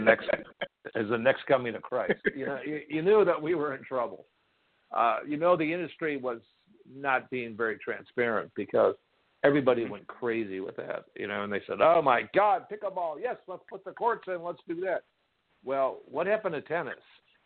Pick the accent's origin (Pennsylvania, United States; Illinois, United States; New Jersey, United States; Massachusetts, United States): Illinois, United States; Chicago; moved away; I'm originally from Chicago